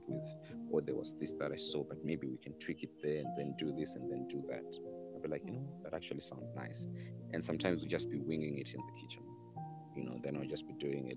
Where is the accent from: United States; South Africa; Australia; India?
South Africa; moved away; my background also goes back to being South African. And when I look at South Africa, even every time that I go there, you know, go home